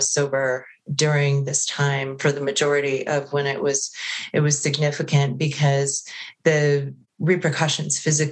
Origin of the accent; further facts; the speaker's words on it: Connecticut, United States; moved away as an adult; also born or lived in Prescott, Arizona; I'm originally from Connecticut